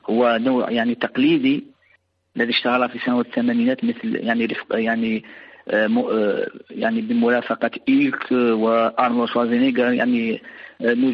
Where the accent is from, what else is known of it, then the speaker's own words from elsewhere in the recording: Ain Tedeles, Mostaganem Province, Algeria; الكثير راح من ابناء يعني من ابناء مدينتي وفي الوسط العائلي في هنا في مدينه عين تدلس